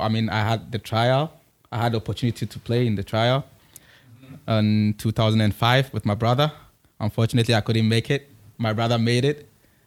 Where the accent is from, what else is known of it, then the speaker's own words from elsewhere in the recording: Accra, Greater Accra, Ghana; I'm from Accra.